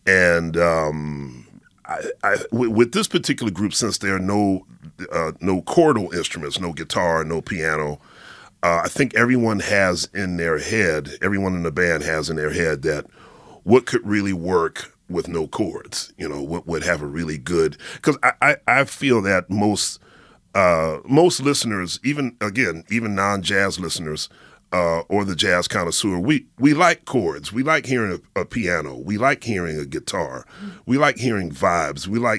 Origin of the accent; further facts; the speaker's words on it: Philadelphia, Pennsylvania, United States; now in New York, United States; And growing up in Philly, I was certainly aware of Motown because my mother was, you know, she raised me on Motown.